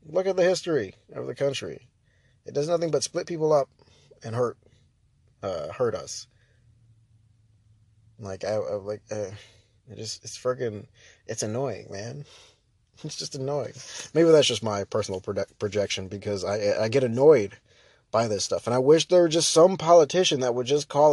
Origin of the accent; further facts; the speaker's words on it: United States; we have the ability as the American people to check our politicians